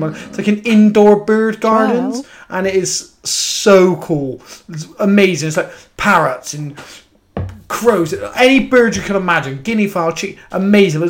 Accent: England, United Kingdom; I'm from England.

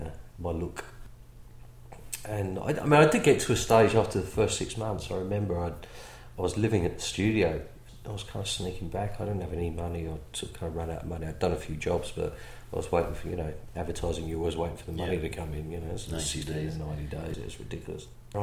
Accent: England, United Kingdom; You know, because I come from England, it wasn't, you know, like it is now.

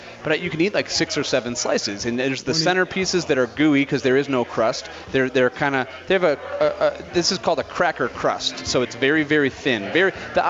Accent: Chicago, Illinois, United States; born or raised there; now in Denver, United States

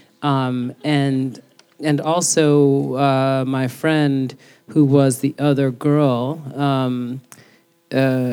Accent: New York City, New York, United States; growing up in the Bronx and all of the incredible girls that I grew up

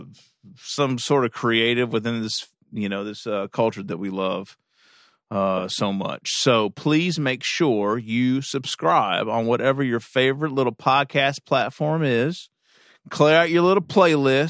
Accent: Kentucky, United States; I'm from Kentucky.

